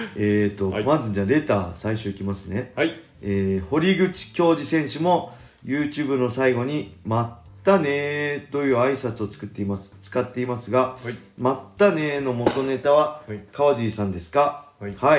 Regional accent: Inashiki, Ibaraki, Japan; 僕の地元の稲敷市

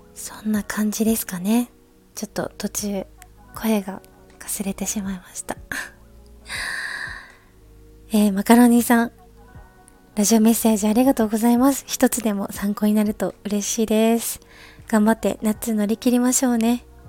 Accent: Ikoma, Nara, Japan; now in Tokyo, Japan; 私は奈良県生駒市出身ということで

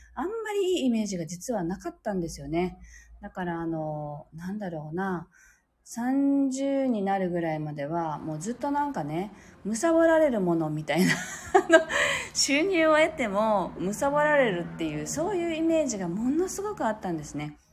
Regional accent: near Shuri, Okinawa, Japan; also born or lived in Urasoe, Okinawa; 子供の頃は私は首里の出身ではないので、まあ、近かったので

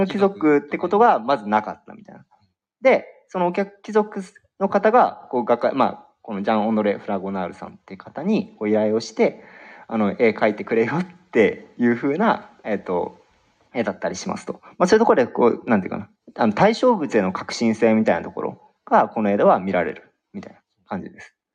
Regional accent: Nagaoka, Niigata, Japan; 僕、出身が新潟県長岡市ってところ

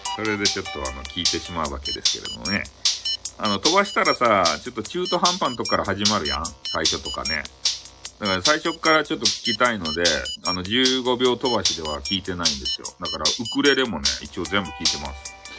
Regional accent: Fukuoka, Japan; accent: Hakata dialect

